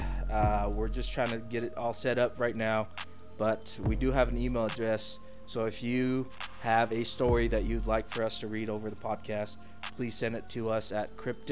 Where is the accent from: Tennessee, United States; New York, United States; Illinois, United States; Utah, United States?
Utah, United States; We are from Utah